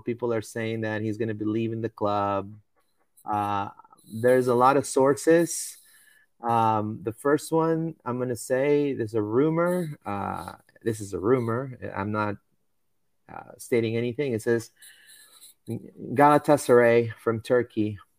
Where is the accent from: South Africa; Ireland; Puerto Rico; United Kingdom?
Puerto Rico; I was born and raised in Puerto Rico.